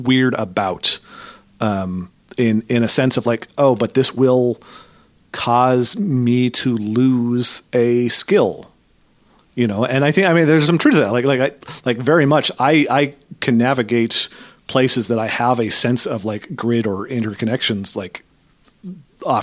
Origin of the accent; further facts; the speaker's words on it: Portland, Oregon, United States; I grew up in Oregon